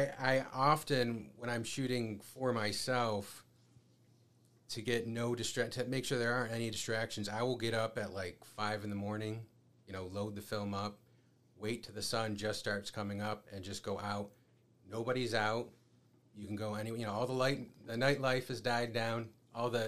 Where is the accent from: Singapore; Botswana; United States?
United States; Watertown, New York; moved away as an adult; also born or lived in Albany; now in Rochester, United States; I'm from Watertown. And this was kind of the midpoint between, you know, where we grew up